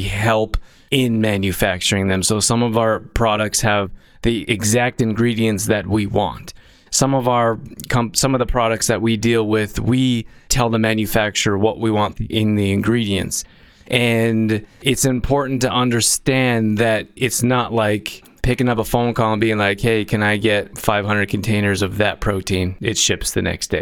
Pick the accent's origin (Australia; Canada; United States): Canada; Calgary, Alberta; now in Olds, Canada; where I grew up in Calgary, Alberta